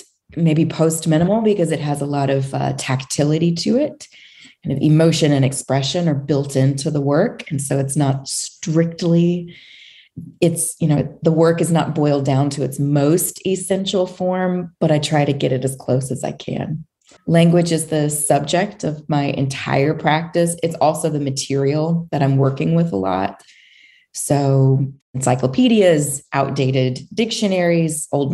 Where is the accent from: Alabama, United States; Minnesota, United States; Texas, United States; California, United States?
Alabama, United States; Montgomery; I grew up in Montgomery, Alabama